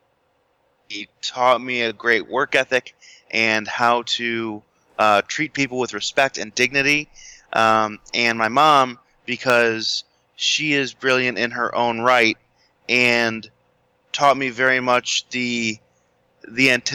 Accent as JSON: {"language": "English", "town": "Chicago", "region": "Illinois", "country": "United States", "tie": "born or raised there", "said": "I was born in the Chicagoland area."}